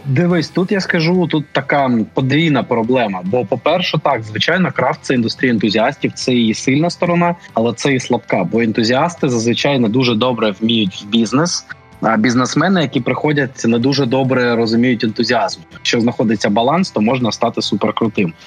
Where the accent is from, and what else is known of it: Kharkiv, Kharkiv Oblast, Ukraine